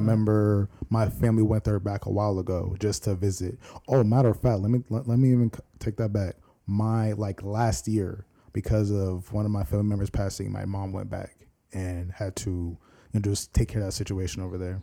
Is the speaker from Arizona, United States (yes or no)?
no; Virginia Beach, Virginia, United States; also born or lived in Norfolk, Virginia; I was born in Norfolk, but raised in Virginia Beach